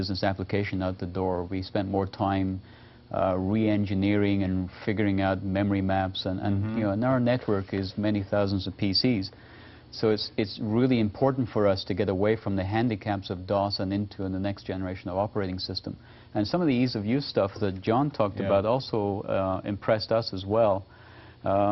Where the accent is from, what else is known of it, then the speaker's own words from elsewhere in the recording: Canada; I'm Canadian